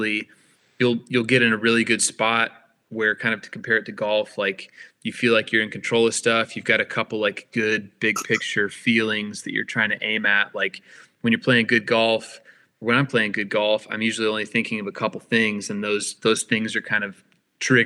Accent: Tulsa, Oklahoma, United States; Tulsa was a lovely place to grow up

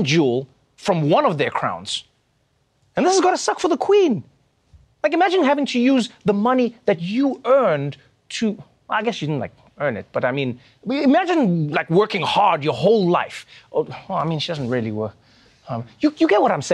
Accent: South Africa; moved away; my home country, South Africa

